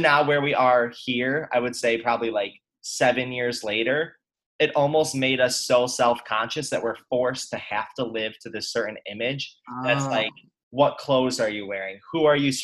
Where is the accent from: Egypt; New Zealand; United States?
United States; Syracuse, New York; I'm from Syracuse